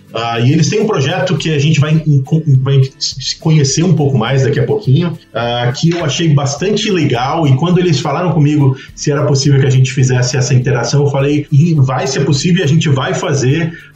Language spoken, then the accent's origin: Portuguese; Pará, Brazil; Eu sou do Pará